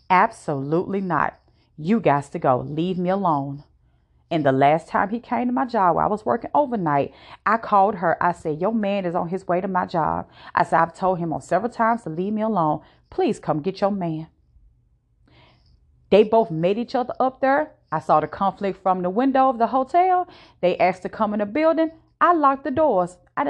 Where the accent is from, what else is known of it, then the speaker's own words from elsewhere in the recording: Virginia, United States; Now, I am not from the state that I currently live in. I am from Virginia.